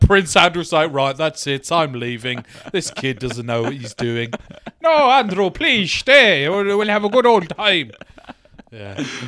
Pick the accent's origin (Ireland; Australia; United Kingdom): Ireland; Monaghan, Ulster; I grew up in Monaghan